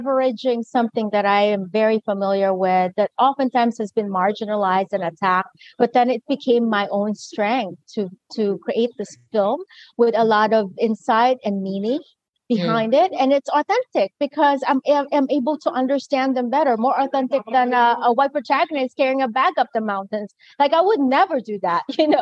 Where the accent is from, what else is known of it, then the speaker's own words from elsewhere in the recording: Philippines; my identity as Filipina and colonized identity